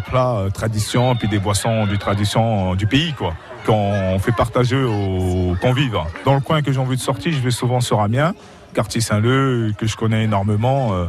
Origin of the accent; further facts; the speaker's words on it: Côte d’Ivoire; now in Moreuil, France; je suis de la Côte d'Ivoire